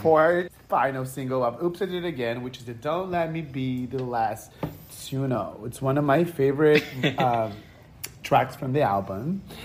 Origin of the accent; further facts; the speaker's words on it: Brazil; English is a second language; now in United States; I'm from Brazil, and when I moved to America